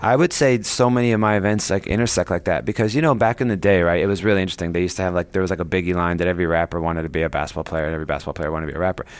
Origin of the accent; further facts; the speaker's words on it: Ohio, United States; I grew up in Ohio